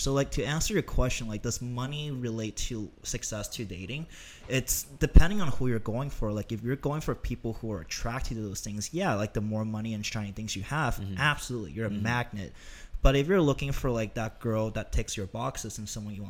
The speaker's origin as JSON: {"language": "English", "town": "Toronto", "region": "Ontario", "country": "Canada", "moved": "yes", "lives_now": "Los Angeles, United States", "said": "And that's why I moved to LA from Toronto."}